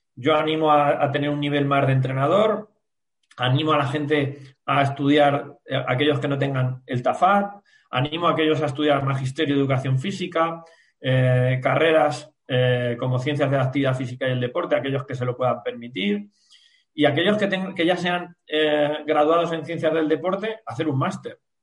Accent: La Roda, Castilla-La Mancha, Spain; pues yo que soy de la Roda

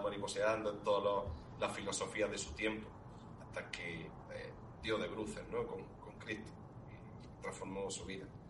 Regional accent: Spain; el copatrón de mi pueblo, de Fiñara

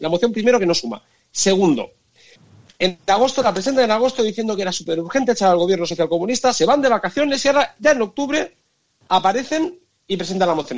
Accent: Tarragona, Catalonia, Spain; now in Brussels, Belgium; Yo soy de Tarragona

